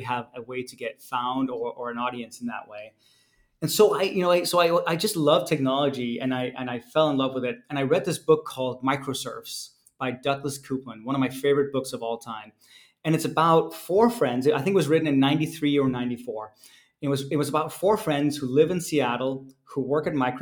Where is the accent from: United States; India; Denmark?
Denmark; moved away; I was born and raised in Denmark